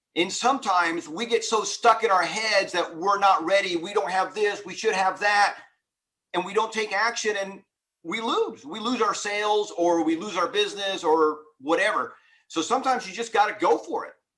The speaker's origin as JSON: {"language": "English", "town": "Houston", "region": "Texas", "country": "United States", "tie": "born or raised there", "said": "I grew up in Houston, Texas"}